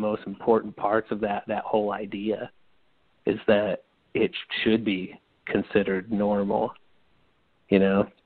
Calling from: St. Louis, Missouri, United States; Hey, man, it's … from St. Louis, Missouri.

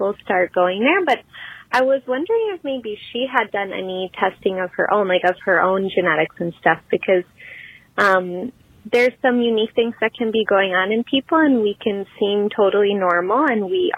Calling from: Wisconsin, United States; I'm calling from Wisconsin.

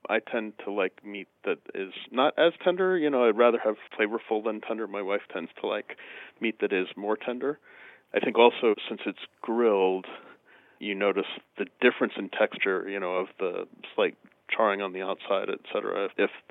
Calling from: Albany, New York, United States; Uh, near Albany, New York.

